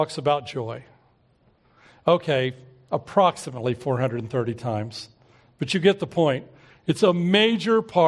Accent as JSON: {"language": "English", "town": "Oklahoma City", "region": "Oklahoma", "country": "United States", "tie": "born or raised there", "said": "we were growing up in Southeast Oklahoma City"}